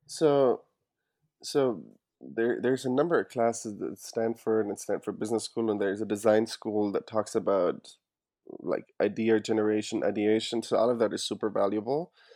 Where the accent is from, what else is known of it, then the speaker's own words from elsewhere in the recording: Germany; moved away as an adult; now in United States; As you can hear, I'm, I'm actually not from the U S originally. I was born and raised in Germany